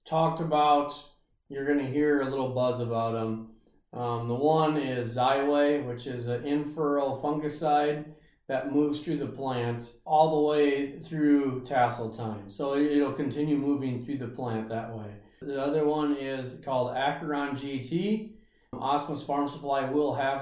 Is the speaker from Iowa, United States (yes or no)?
yes; Ringsted, Iowa, United States; also born or lived in Brookings, South Dakota / Rake, Iowa; I grew up around Ringsted, Iowa